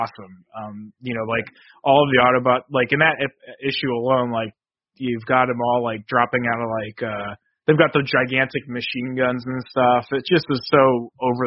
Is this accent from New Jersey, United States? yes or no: yes; New Jersey, United States; I'm from Jersey, and I grew up right in the town next